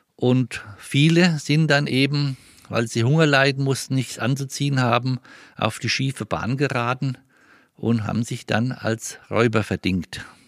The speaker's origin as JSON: {"language": "German", "town": "Mespelbrunn", "region": "Bavaria", "country": "Germany", "said": "Mespelbrunn ist meine Heimat und dort fühle ich mich richtig"}